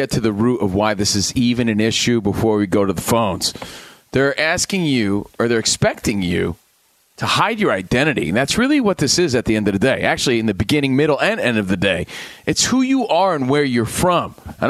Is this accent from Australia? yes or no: no; New Jersey, United States; I'm from New Jersey and I'm a Yankees fan.